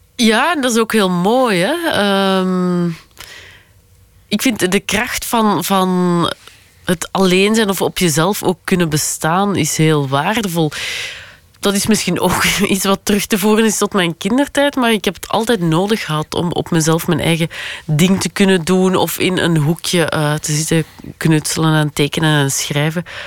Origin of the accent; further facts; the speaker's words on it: Flanders, Belgium; als Vlamingen